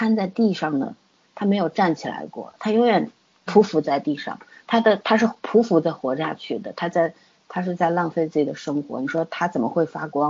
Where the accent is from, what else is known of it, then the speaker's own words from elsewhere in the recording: China; 从从我们中国人的说法来说，